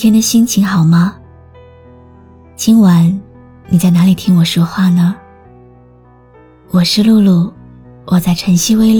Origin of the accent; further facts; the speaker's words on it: China; 藏着独属于我们中国人的浪漫。